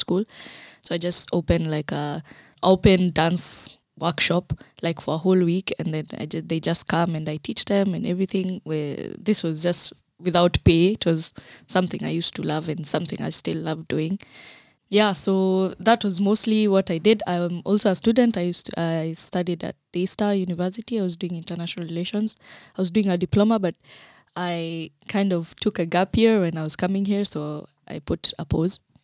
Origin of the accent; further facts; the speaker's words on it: Kenya; moved away as an adult; now in Germany; I am Kenyan by birth.